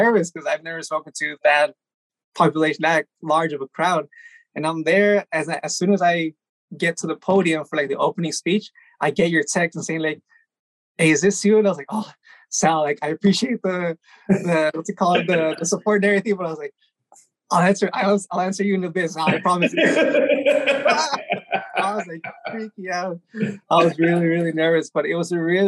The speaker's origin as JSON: {"language": "English", "town": "Baldwin Park", "region": "California", "country": "United States", "tie": "born or raised there", "also_born_or_lived": "El Monte", "said": "Originally born here in Del Monte, moved to Baldwin Park when we were like 3 years old, I think. And I've been in Baldwin Park for I'm 30 now"}